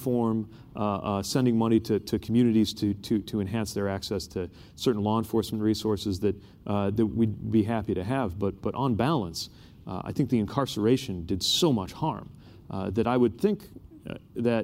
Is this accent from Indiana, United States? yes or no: yes; Indiana, United States; I'm from Indiana.